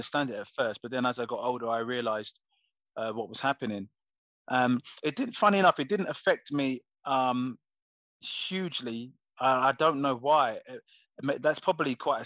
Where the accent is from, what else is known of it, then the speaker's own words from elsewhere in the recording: Coventry, West Midlands, United Kingdom; I was from Coventry originally